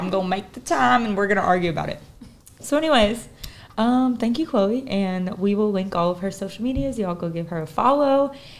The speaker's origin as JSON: {"language": "English", "region": "Midwest", "country": "United States", "said": "we're both from the Midwest"}